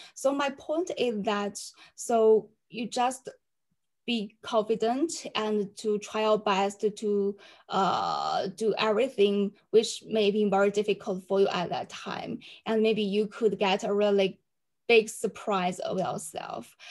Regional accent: China; also born or lived in Durham, United Kingdom; I come from China and now live in Xi'an

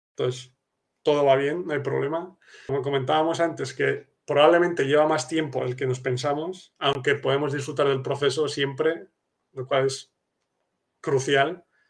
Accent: Spain; now in Poland; yo soy español pero vivo en Polonia

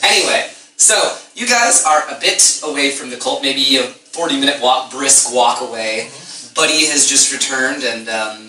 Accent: Quebec, Canada; I'm from French Canada. I'm from a successful democracy that isn't mired in corruption and racism.

